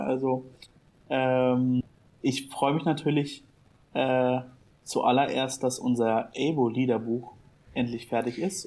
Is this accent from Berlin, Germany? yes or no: yes; Berlin, Germany; ich als Berliner